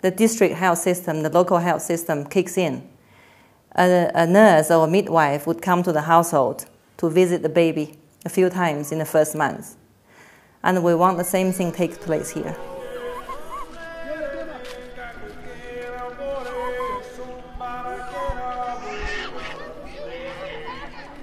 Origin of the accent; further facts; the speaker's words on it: Beijing, China; moved away as an adult; also born or lived in Lahore, Pakistan / Nepal; I was born in Beijing, and I studied medicine in China, in Beijing as well. And I did my master's degree also in Beijing